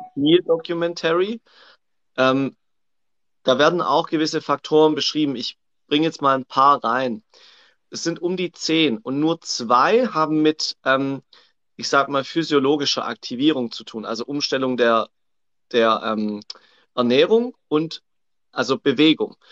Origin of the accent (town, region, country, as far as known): Swabia, Germany; accent: Swabian